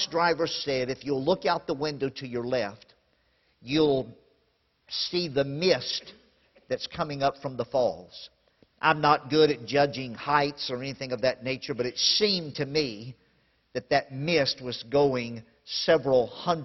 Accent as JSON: {"language": "English", "region": "Louisiana", "country": "United States", "tie": "born or raised there", "said": "I grew up in Louisiana, and we had lots of lakes in Louisiana"}